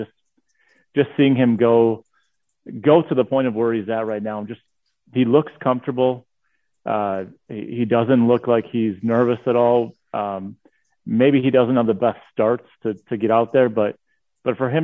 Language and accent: English; Wisconsin, United States; I'm a diehard Wisconsin guy